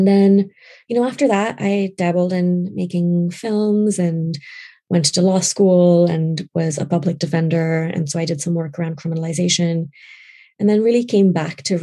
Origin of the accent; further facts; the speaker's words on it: Karachi, Sindh, Pakistan; moved away as an adult; now in United States; I grew up in Pakistan, in Karachi, and I moved here in 2003